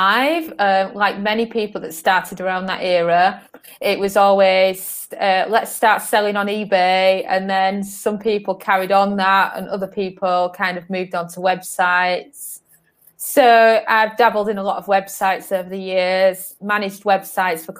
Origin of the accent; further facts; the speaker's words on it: Northern England, United Kingdom; moved away as an adult; also born or lived in London / Algarve, Portugal; now in Portugal; I was born in London, and then I was raised in Northern England.